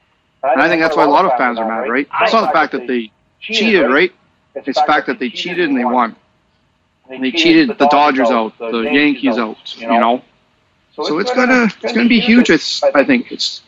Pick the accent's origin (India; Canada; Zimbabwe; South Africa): Canada; as a Canadian